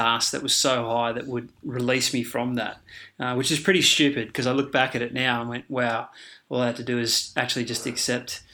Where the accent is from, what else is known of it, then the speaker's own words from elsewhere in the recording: Queensland, Australia; also born or lived in Victoria; we moved to Queensland from Victoria, and that was at the age of about 10.